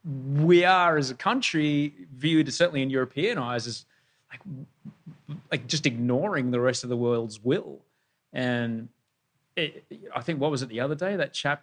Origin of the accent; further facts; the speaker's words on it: Australia; I'm from Australia